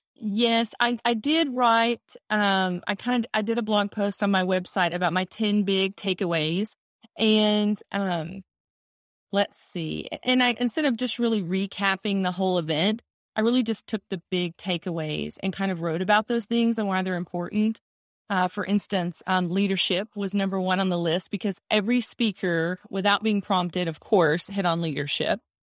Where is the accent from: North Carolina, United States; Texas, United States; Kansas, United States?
Texas, United States; accent: Texas; I'm in Texas, if you can't tell by my accent